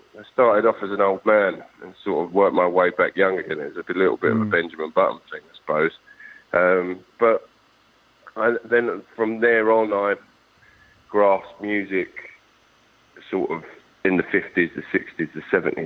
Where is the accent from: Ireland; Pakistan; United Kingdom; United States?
United Kingdom